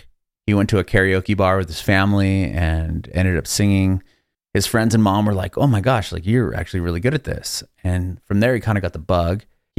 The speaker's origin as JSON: {"language": "English", "town": "San Diego", "region": "California", "country": "United States", "moved": "as an adult", "lives_now": "Nashville, United States", "said": "I'm originally from San Diego, so there was big military presence there."}